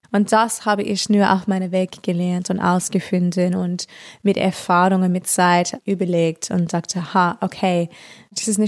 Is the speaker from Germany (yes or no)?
no; Australia; German is a second language; Und in Australien das ist einfachste in meiner Heimat, weil dann sage ich, oh, ich bin eine europäische Künstlerin, aber ich komme aus hier.